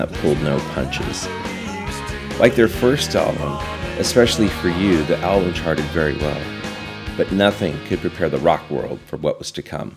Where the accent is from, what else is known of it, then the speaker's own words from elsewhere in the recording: Los Angeles, California, United States; growing up in Los Angeles, I had the good fortune of having a great rock station in town, 95.5 KLOS.